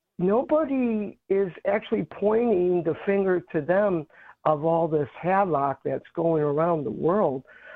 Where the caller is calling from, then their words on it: Chicago, Illinois, United States; I'm calling from Chicago.